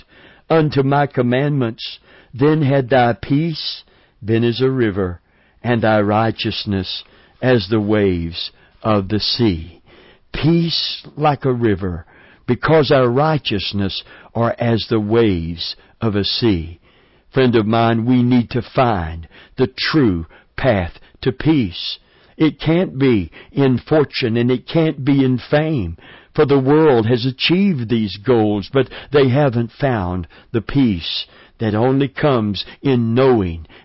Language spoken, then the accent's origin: English; Middlesboro, Kentucky, United States; near where I was born in Middlesboro, Kentucky